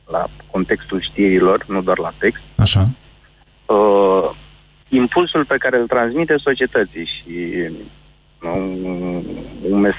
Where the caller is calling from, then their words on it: Bucharest, Romania; Din București.